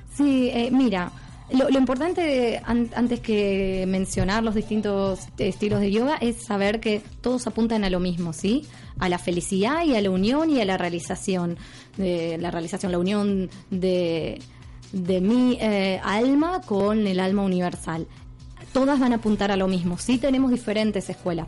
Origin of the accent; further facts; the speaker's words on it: Argentina; accent: español argentino; moved away as an adult; now in Mallorca, Spain; soy de Argentina y estoy radicada aquí en la isla hace un año.